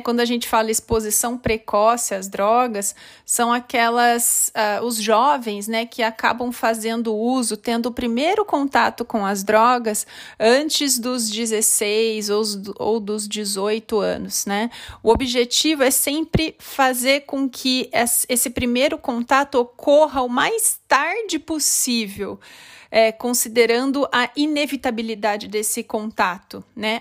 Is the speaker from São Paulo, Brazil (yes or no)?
yes; Limeira, São Paulo, Brazil; moved away as an adult; also born or lived in Osasco / São Caetano do Sul / Marília / Campinas; eu sou natural de Limeira, no estado de São Paulo, mas desde 2003 morando em diferentes cidades